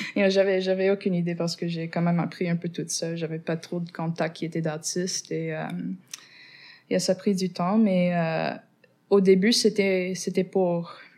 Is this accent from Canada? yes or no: yes; Montreal, Quebec, Canada; first language English; French is a second language; Je suis née ici à Montréal, mais je viens du West Island et c'est pour ça que je suis anglophone